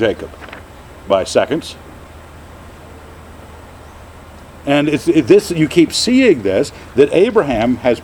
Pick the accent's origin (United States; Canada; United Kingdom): United Kingdom; Scotland; I'm a Scot